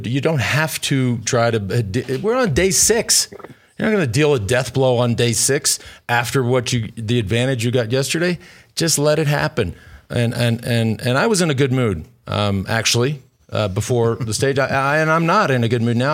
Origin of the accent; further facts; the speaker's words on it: Austin, Texas, United States; my hometown of Austin, Texas